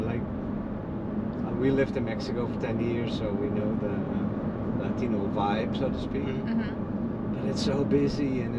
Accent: Netherlands; moved away as an adult; now in Naples, United States; I'm from the Netherlands.

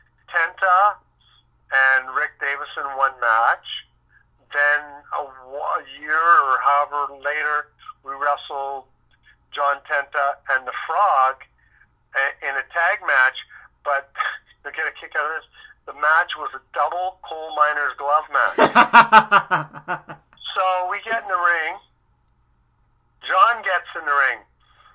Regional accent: Victoria, British Columbia, Canada; also born or lived in Vancouver; I grew up in Victoria and then moved to Vancouver, and I lived in the Marple area

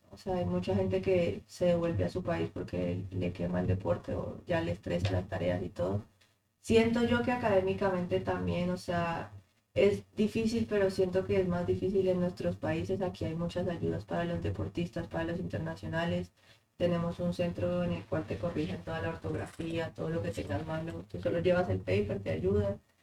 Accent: Colombia; moved away as an adult; now in United States; me encantaría volver a Colombia

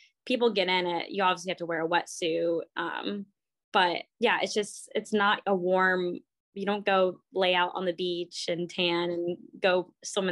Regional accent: Longwood, Florida, United States; moved away as an adult; also born or lived in St. Petersburg, Florida / Stillwater, Oklahoma; now in Portland, United States; I grew up in like a suburb area

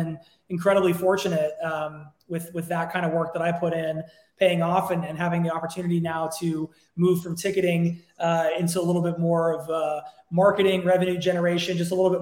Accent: Los Angeles, California, United States; I am an American, born and raised here in Los Angeles. Actually, I'm an LA local

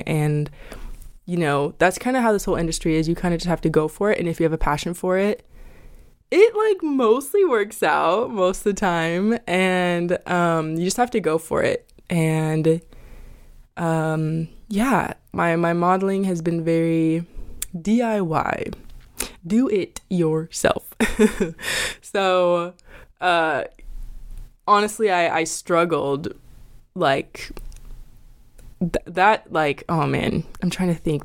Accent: Idaho, United States; moved away as an adult; now in Los Angeles, United States; I'm an Idaho girl

